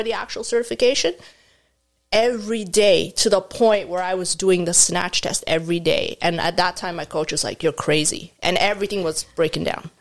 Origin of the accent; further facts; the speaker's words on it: Egypt; moved away as an adult; now in Canada; I was born and raised in Egypt